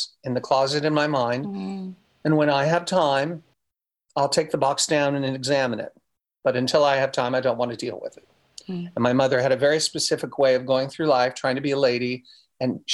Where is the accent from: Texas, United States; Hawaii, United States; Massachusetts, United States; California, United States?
California, United States; Orange County; I was raised in Orange County, California, in a lovely little tract home